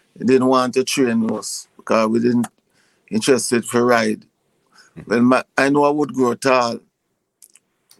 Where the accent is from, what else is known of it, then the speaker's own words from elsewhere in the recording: Westmoreland, Jamaica; also born or lived in St. Mary, Jamaica; I'm born in Westmoreland